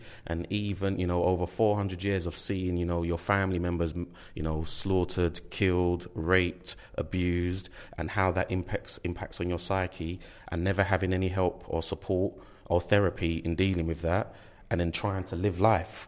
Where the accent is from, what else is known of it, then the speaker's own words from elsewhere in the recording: London, United Kingdom; I come from East London, and I've grown up around, you know, in my community